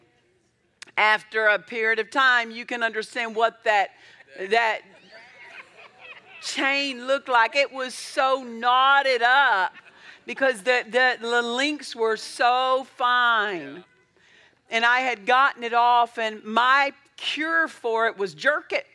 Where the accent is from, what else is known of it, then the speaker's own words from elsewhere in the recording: Altus, Oklahoma, United States; also born or lived in Olustee, Oklahoma; I was raised in Southwest Oklahoma, Altus, Oklahoma